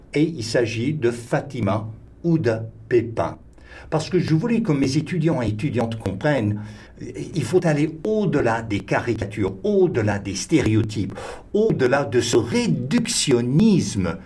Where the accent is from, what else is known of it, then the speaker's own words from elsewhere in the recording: Texas, United States; French is a second language; moved away; je suis du Texas, je suis un Américain